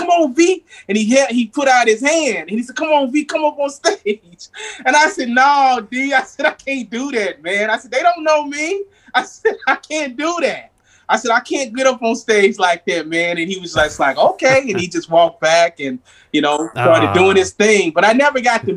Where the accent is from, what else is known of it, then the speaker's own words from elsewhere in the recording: Tennessee, United States; now in California, United States; I'm a Southern boy. I'm from Tennessee